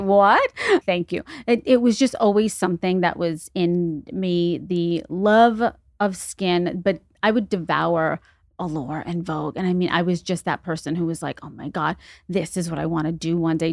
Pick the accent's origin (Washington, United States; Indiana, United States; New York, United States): New York, United States; New York City; moved away as an adult; also born or lived in Los Angeles; now in Greenwich, United States; I am from the Bronx originally, born and raised twenty-five years, lived in Los Angeles for ten years